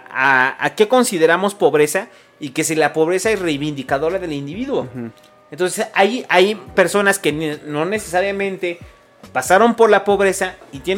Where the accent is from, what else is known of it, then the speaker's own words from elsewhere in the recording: Veracruz, Mexico; yo soy jarocho